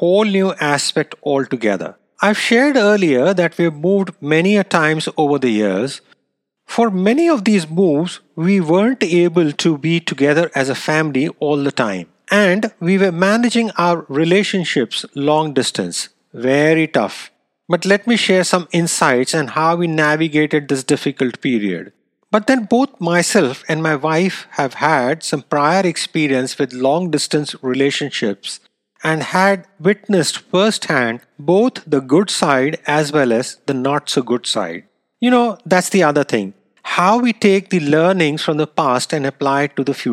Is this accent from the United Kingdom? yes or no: no; India; moved away; it happened to be my hometown as well